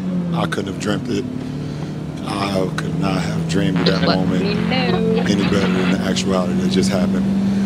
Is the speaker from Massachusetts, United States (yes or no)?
no; Akron, Ohio, United States; I grew up here in Akron, Ohio.